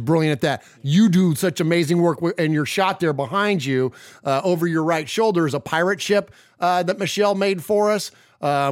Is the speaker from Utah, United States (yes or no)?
no; San Jose, California, United States; where I grew up in San Jose